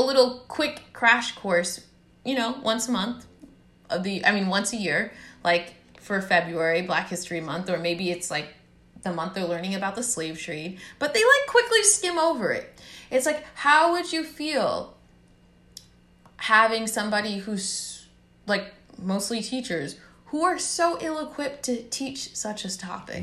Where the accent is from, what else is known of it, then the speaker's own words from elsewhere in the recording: United States; as a black girl growing up in America, with immigrant parents from Haiti